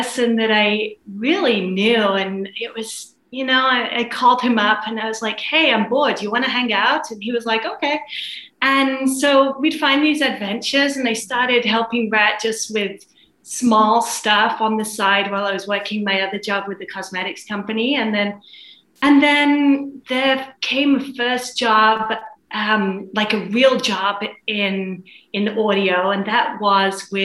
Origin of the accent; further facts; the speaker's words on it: England, United Kingdom; moved away as an adult; also born or lived in London; now in Los Angeles, United States; I came from England originally, and I was working in events at a company in London and ended up in Los Angeles